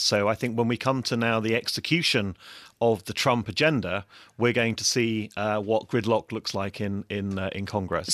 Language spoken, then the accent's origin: English; England, United Kingdom; moved away as an adult; also born or lived in Frankfurt; as an Englishman